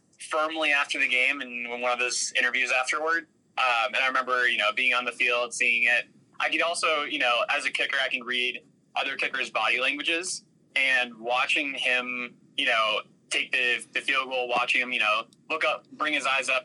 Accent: outside of Cleveland, Ohio, United States; I grew up in outside of Cleveland, Ohio

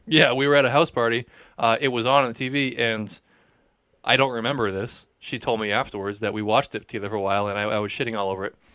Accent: Peabody, Massachusetts, United States; being from Peabody

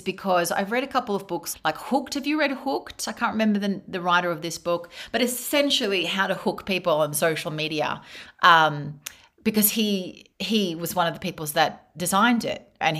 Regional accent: Australia; moved away as an adult; now in Spain; I grew up in Australia

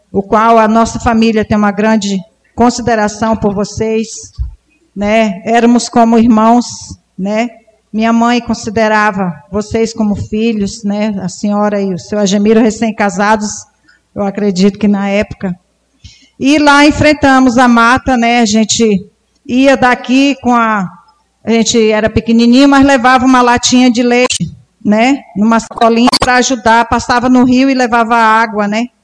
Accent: Rio Grande do Sul, Brazil; Nós viemos do Rio Grande do Sul

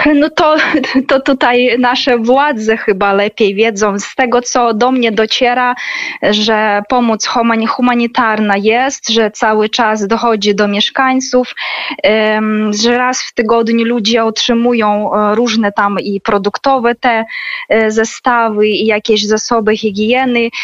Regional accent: Sievierodonetsk, Luhansk Oblast, Ukraine; Polish is a second language; now in Kharkiv, Ukraine; ja też urodziłam się właśnie w tym miasteczku małym Siewierodonieck w obwodzie ługanskim

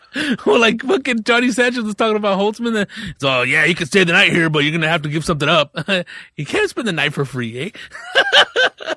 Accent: Riverside, California, United States; I grew up in Riverside

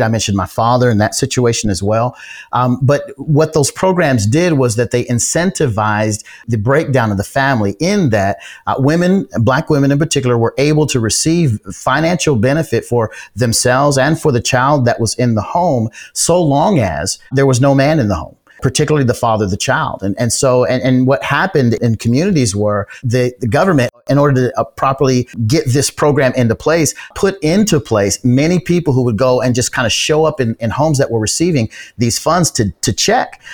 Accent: Georgia, United States; here in, in my home state of, of Georgia

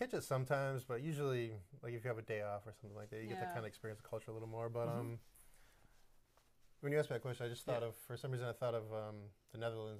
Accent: United States; Being an American

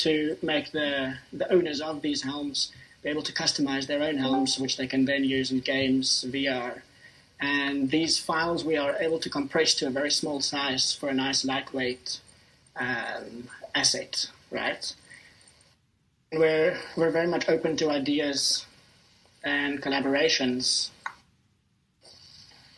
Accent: Cape Town, Western Cape, South Africa; I'm from Cape Town

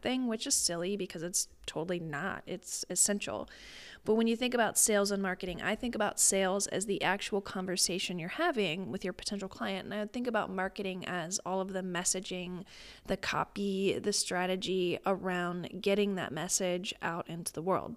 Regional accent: Midwest, United States; I'm a Midwesterner

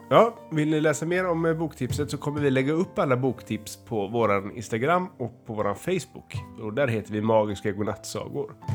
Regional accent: Älvängen, Västra Götaland, Sweden; jag är från Älvängen och jag är sju år.

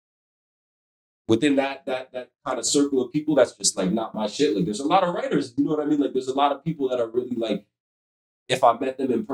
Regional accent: New York, United States; I'm from New York. I grew up around a certain type of people.

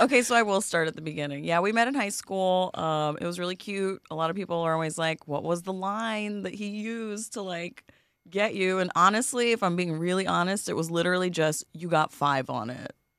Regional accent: New York City, New York, United States; I'm from Queens, born in Flushing

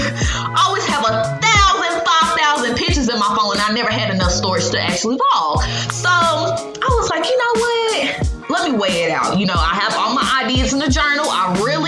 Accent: Greensboro, North Carolina, United States; I am from Greensboro, North Carolina

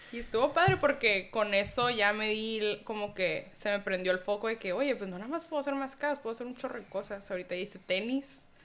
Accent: Tijuana, Baja California, Mexico; soy mexicana, nací aquí en Tijuana

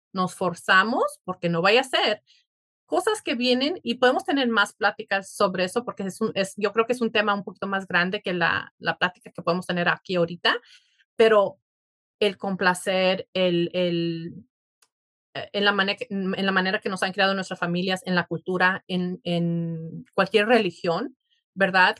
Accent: Mexico; somos mexicanos

